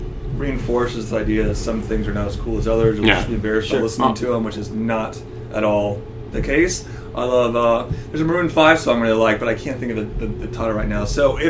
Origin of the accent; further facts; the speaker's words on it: Florida, United States; I'm from Florida.